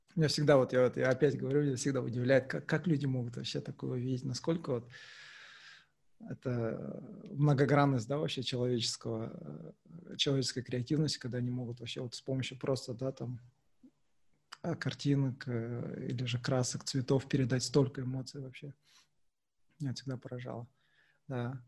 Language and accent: Russian; Kazakhstan; мы казахи